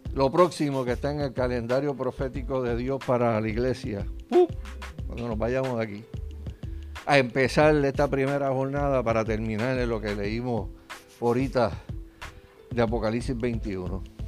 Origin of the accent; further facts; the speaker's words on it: Puerto Rico; nosotros como puertorriqueños